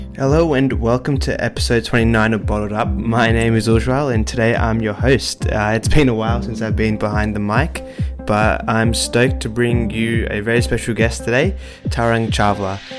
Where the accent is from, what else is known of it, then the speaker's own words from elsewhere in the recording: Melbourne, Victoria, Australia; also born or lived in Delhi, India; I was born in Delhi as well, came to Melbourne